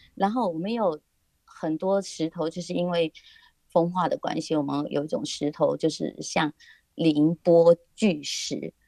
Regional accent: Dongyin, Lienchiang County, Taiwan; 我觉得我的家就在这里啊

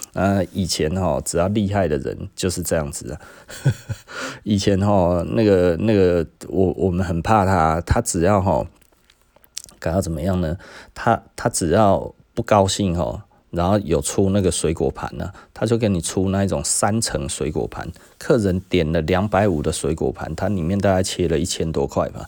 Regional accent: Taiwan; 我们台湾人

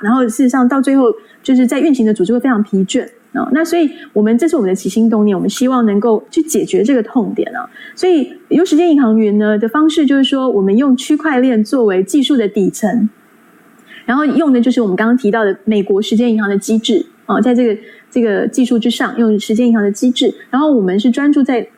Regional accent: Taiwan; 以我们台湾人来说

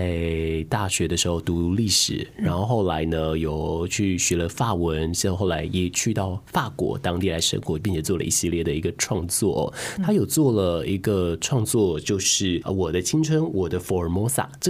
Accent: Taiwan; 我们长在台湾，大部分的人可能在家里的呃母语是华语以及台语。

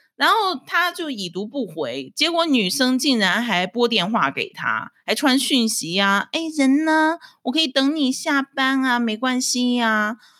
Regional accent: Dalian, Liaoning, China; moved away as an adult; now in Taiwan; 我是出生在中国大连的台湾新住民，呃，现在是我住在台湾的第七年，我是精神台湾人

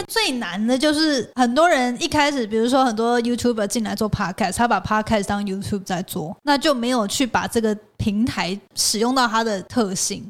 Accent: Hualien County, Taiwan; moved away; 小时候在 花莲嘛，但是现在长大之后回来

